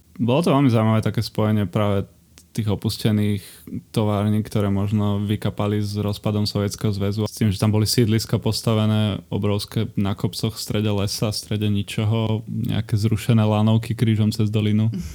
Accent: Piešťany, Trnava Region, Slovakia; also born or lived in Trenčín; Ja som z Adama Trána, takže Piešťan

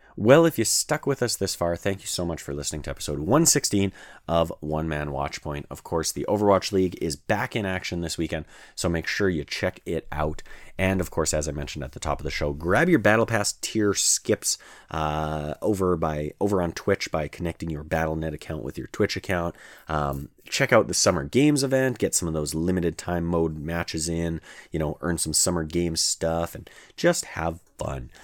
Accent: Canada; As a Canadian

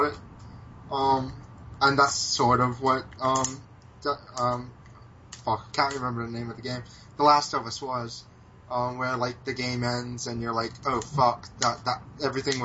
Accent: United States; I'm American

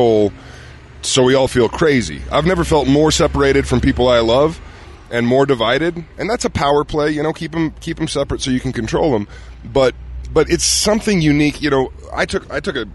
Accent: Utah, United States; moved away; as a kid growing up here

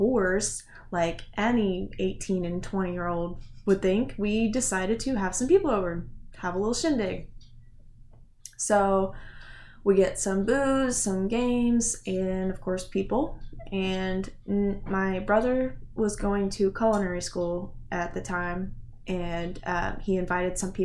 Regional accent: Indiana, United States; We're from Indiana

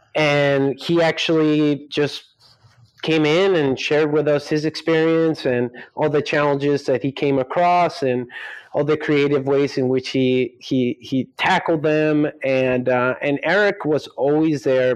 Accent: Scarsdale, New York, United States; also born or lived in Colombia; now in Silicon Valley, United States; I was born in New York, raised in Colombia till I was about eight years old, came to the States because my father worked at the United Nations. So that's where I ended up growing up in uh, Westchester County in a, in a city called Scarsdale

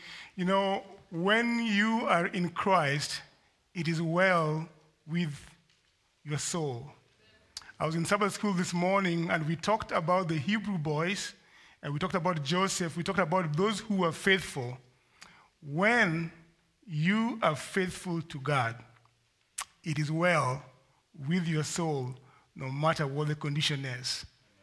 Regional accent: Kenya; moved away as an adult; I'm from Kenya originally. I've been here for a number of years. I came to school.

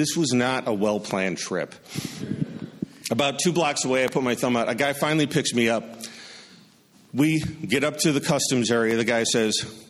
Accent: Wisconsin, United States; I'm from Wisconsin

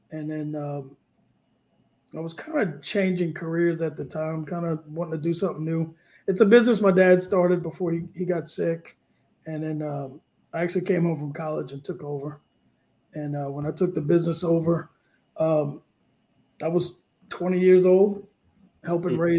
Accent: New Orleans, Louisiana, United States; now in Lafayette, United States; I'm from New Orleans, but I live in Cajun land. I live in Lafayette, yeah.

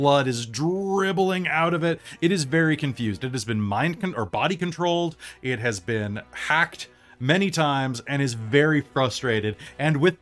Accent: Missouri, United States; my hometown in Missouri

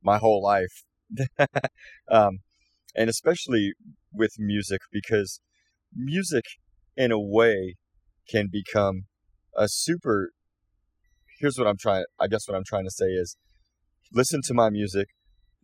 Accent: Fort Smith, Arkansas, United States; we're from Fort Smith, Arkansas, and we love being from that area

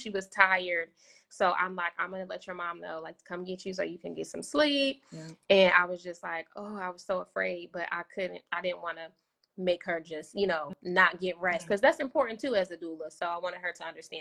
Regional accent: Philadelphia, Pennsylvania, United States; now in Indianapolis, United States; I had went home to Philly. I'm originally from Philly

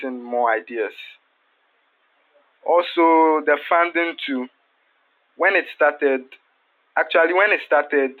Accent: Elmina, Central Region, Ghana; I hail from Elmina in the central region of Ghana.

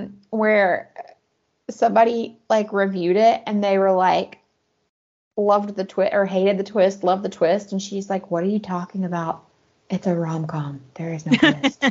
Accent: United States; moved away as an adult; living as an American in overseas countries.

